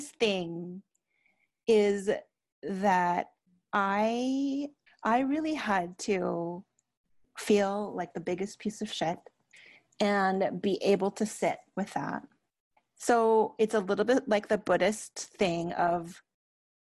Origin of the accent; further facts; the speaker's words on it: Canada; I'm Canadian